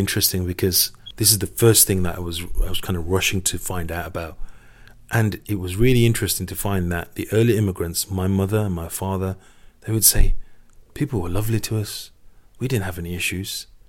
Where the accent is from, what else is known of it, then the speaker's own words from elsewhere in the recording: Sparkbrook, West Midlands, United Kingdom; Sparkbrook has been a classic example. I was born and raised in Sparkbrook.